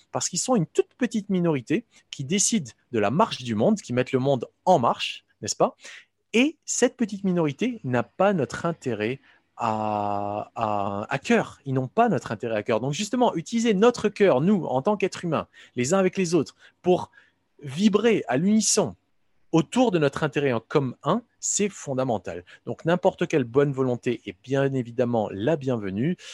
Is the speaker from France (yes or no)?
no; Morocco; moved away; j'ai grandi au Maroc